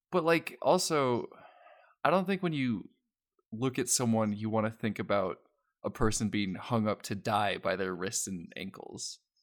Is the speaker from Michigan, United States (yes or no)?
no; Colorado, United States; I'm from Colorado